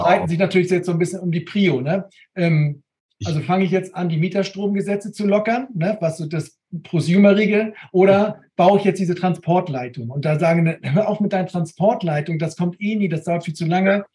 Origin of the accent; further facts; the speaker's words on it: Neumünster, Schleswig-Holstein, Germany; hier bei uns bei den Stadtwerken in Neumünster, da wo ich herkomme